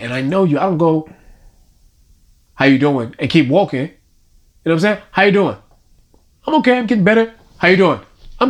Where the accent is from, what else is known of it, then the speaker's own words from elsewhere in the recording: New York City, New York, United States; accent: Brooklyn; I'm from Brownsville. I'm from Brownsville, Brooklyn, USA.